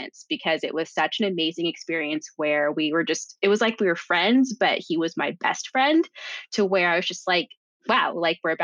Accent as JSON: {"language": "English", "region": "California", "country": "United States", "also_born_or_lived": "Jamaica", "said": "we're both from California"}